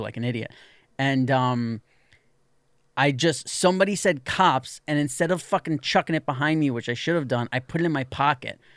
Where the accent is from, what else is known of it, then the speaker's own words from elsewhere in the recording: New York City, New York, United States; when you're sixteen years old, growing up in New York City